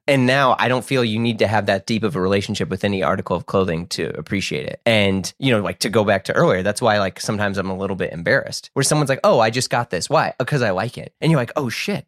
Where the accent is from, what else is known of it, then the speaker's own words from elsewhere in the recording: United States; I grew up in the United States